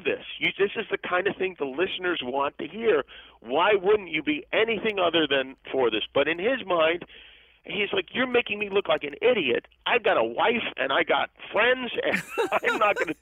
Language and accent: English; Las Vegas, Nevada, United States; moved away; I grew up in Las Vegas